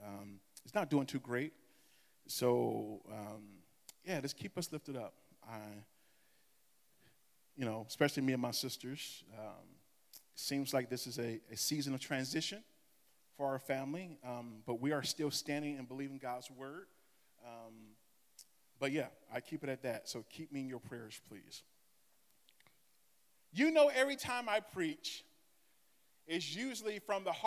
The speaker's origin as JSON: {"language": "English", "region": "Michigan", "country": "United States", "said": "I am from Michigan."}